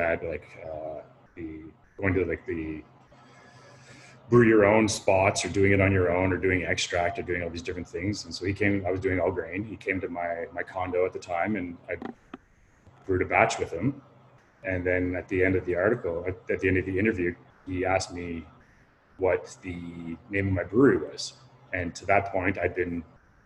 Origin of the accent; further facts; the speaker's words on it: Vankleek Hill, Ontario, Canada; now in Toronto, Canada; I grew up in Vanclykill